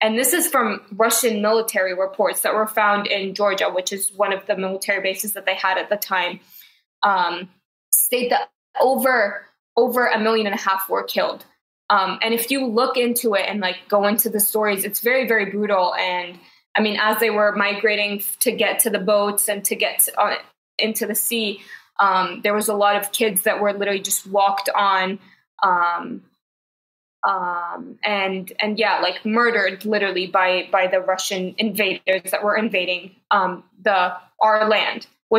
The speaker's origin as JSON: {"language": "English", "country": "Saudi Arabia", "tie": "born or raised there", "said": "when I tell people I grew up in Saudi, they're like, oh my God, I'm so sorry."}